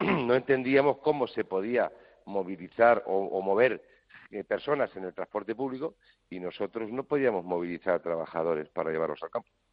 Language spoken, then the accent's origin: Spanish; Spain; como ciudadano español